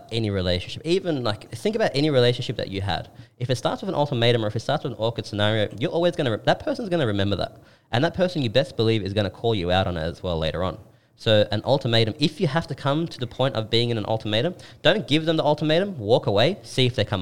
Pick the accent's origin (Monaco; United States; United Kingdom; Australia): Australia; I'm more Australian than I am Turkish